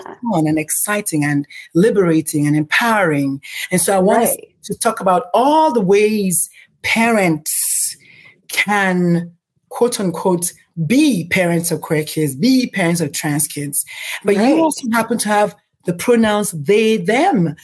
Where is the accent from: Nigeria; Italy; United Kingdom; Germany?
Nigeria; moved away; I'm Nigerian.